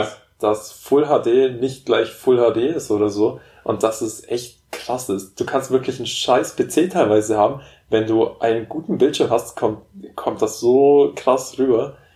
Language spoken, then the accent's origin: German; Memmingen, Bavaria, Germany; dass wir bei uns in Memmingen auch einen Flughafen haben